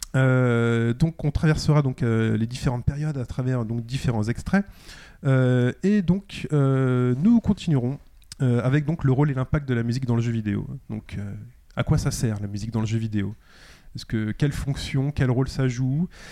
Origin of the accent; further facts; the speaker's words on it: Paris, Île-de-France, France; en tant que Parisien